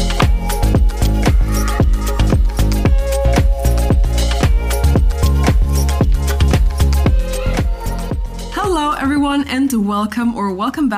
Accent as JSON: {"language": "English", "country": "Germany", "tie": "born or raised there", "first_language": "Spanish", "said": "I was born and raised here in Germany, and I also have Chilean heritage."}